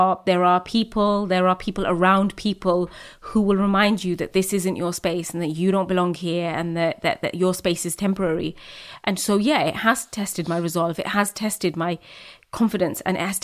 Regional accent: United Kingdom; I'm British, Muslim, Bangladeshi

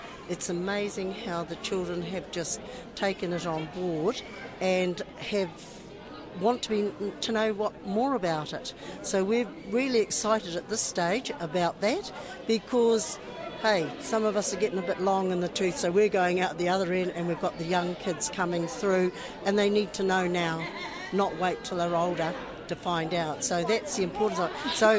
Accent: Waimana, Bay of Plenty, New Zealand; from Waimana School, and I'm originally from Waimana, so all good.

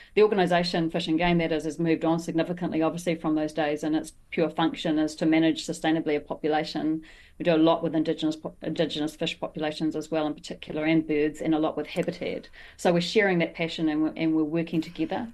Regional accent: New Zealand; as a New Zealander

